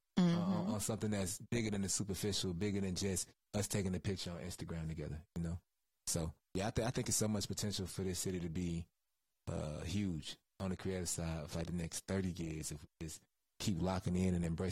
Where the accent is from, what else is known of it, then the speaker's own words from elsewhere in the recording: Henry County, Georgia, United States; also born or lived in Dunwoody, Georgia / Atlanta, Georgia; we moved to Henry County when I was like 3.